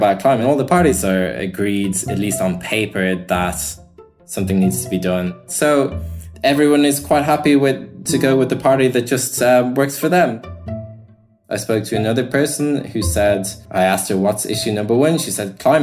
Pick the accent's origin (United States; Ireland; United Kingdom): Ireland; moved away as an adult; now in Germany; I'm Irish. I grew up. I left college in 2013.